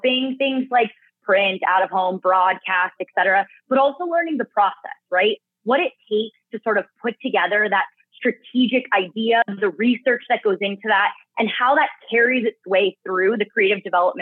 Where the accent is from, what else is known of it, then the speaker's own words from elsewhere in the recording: San Diego, California, United States; I got my start over at a full service creative agency in San Diego, back in my hometown, called Vitro